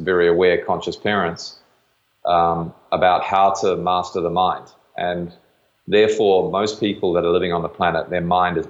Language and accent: English; New Zealand; I grew up in New Zealand playing rugby